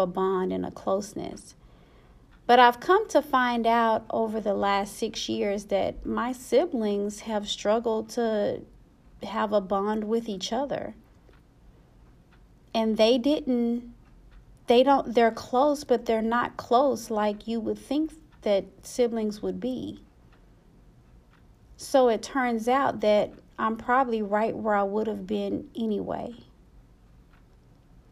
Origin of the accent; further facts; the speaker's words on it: Dallas, Texas, United States; I'm from Dallas